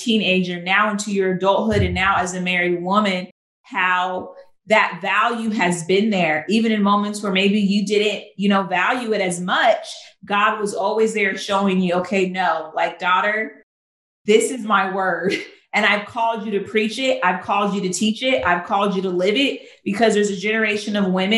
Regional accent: California, United States; moved away as an adult; now in Chicago, United States; I'm from California. I moved to Chicago.

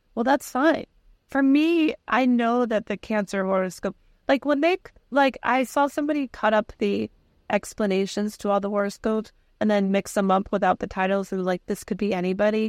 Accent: Connecticut, United States; we're from Connecticut

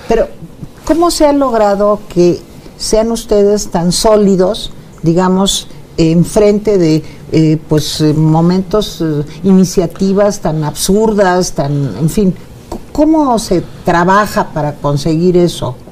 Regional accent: Venezuela

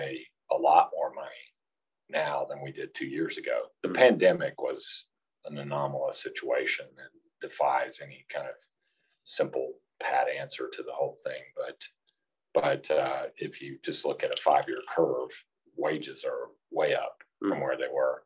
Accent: Garland, Texas, United States; also born or lived in California / Austin, Texas / Dallas, Texas; I grew up in Garland, so I'm from the DFW area. I was born in California, moved here when I was 3 years old

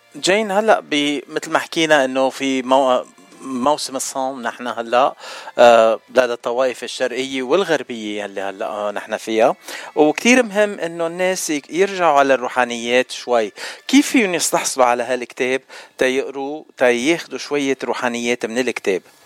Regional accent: Beirut, Beirut Governorate, Lebanon; انا من الاشرفيه

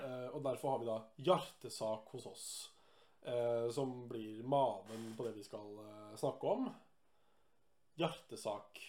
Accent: Lillehammer, Innlandet, Norway; fra Lillehammer

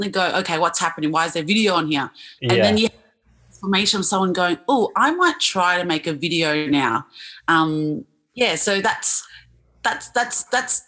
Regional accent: Australia; I'm from Australia

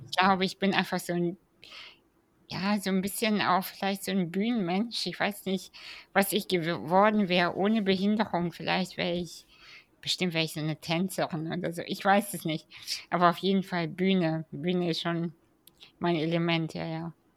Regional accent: Kazakhstan; ich bin ja 87 in Kasachstan geboren

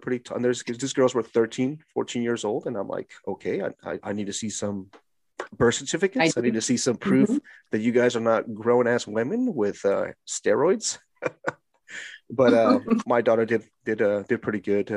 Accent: California, United States; I am from California

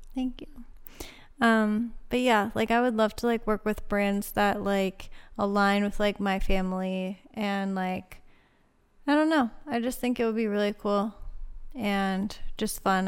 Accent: Laurel Highlands, Pennsylvania, United States; moved away; we didn't just come back because it's our hometown.

